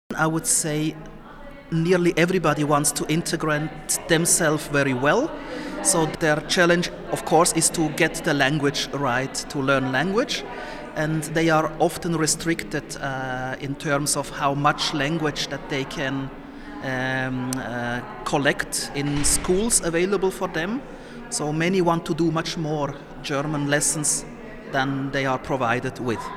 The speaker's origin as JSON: {"language": "English", "country": "Somalia", "tie": "born or raised there", "moved": "yes", "lives_now": "Switzerland", "said": "I was born in Somalia, but I am here since 30 years, over 30 years in Switzerland"}